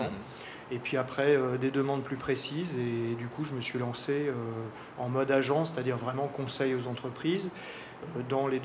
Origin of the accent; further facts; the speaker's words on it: Auvergne-Rhône-Alpes, France; now in French Polynesia; Je suis originaire de, la région de Lyon. Euh, j'ai pas mal bougé euh, assez jeune. donc bien sûr, la Polynésie, j'y suis arrivé il y a longtemps